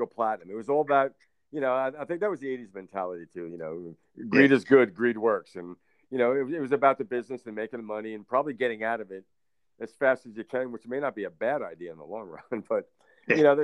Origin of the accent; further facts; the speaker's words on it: Northeast, United States; now in North Carolina, United States; I'm from the Northeast